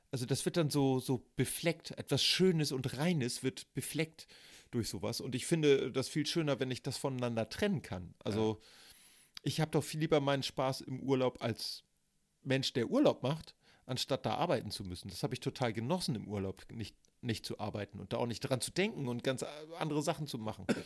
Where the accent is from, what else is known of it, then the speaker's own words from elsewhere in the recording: Northern Germany, Germany; wir als Norddeutsche